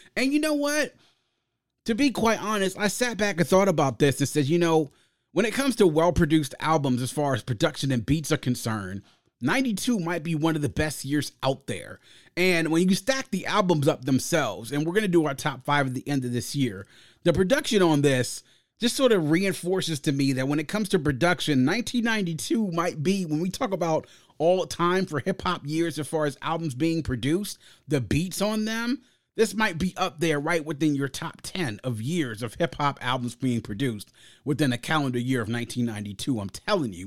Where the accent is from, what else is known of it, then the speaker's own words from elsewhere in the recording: Prince George's County, Maryland, United States; growing up in Prince George's County, right outside the nation's capital, Jonah was our thing